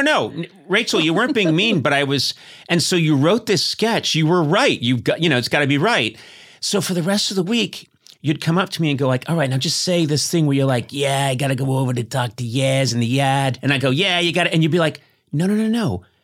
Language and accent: English; Brookline, Massachusetts, United States; moved away; we're both from Massachusetts. I'm from Brookline, Mass